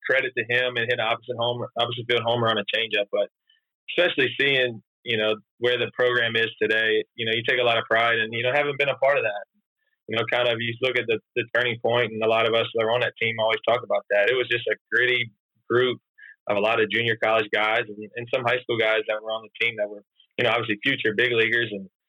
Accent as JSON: {"language": "English", "region": "South Louisiana", "country": "United States", "tie": "born or raised there", "moved": "as an adult", "said": "grew up in South Louisiana"}